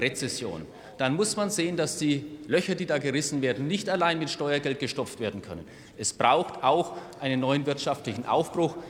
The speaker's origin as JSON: {"language": "German", "country": "Germany", "said": "als Deutsche"}